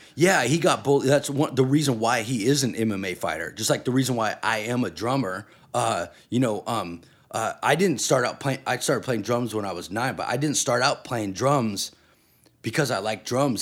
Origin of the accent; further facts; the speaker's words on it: Redding, California, United States; also born or lived in New York; I'm from Reading